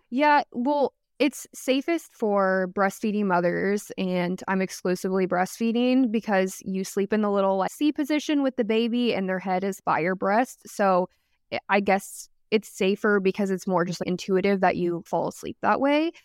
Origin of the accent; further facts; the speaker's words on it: Dallas-Fort Worth area, Texas, United States; I'm, like, from the D F W area and always been, like, kind of in the city, I live in Dallas now